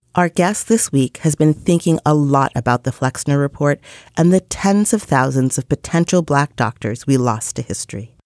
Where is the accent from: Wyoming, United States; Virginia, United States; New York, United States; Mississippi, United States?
New York, United States; New York City; as a New Yorker